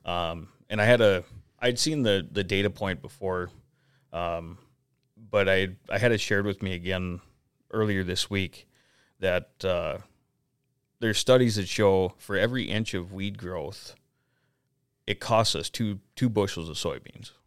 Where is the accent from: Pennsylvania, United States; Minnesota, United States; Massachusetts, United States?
Minnesota, United States; Detroit Lakes; also born or lived in North Dakota; now in Anamoose, United States; I'm originally from the Detroit Lakes, Minnesota area.